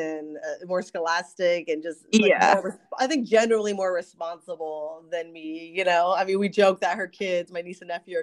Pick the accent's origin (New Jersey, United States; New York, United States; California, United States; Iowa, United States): California, United States; Ventura County; moved away as an adult; also born or lived in Camarillo / Newbury Park / Culver City / Valencia; now in Los Angeles, United States; I was raised out in Ventura County